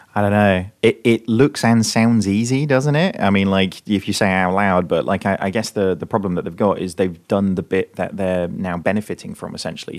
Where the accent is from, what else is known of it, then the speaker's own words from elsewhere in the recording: United Kingdom; being a Brit